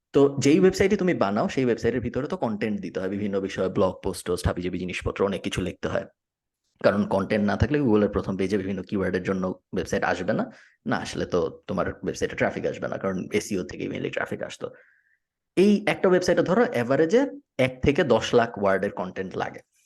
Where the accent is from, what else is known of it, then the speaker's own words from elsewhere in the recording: Bangladesh; moved away as an adult; আমি ছয় বছর হয়েছে বাংলাদেশ থাকি না